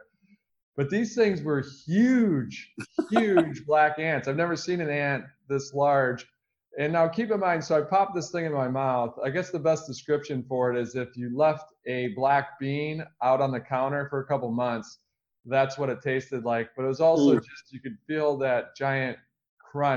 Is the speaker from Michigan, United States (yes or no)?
yes; Michigan, United States; I grew up in the Midwest in Michigan.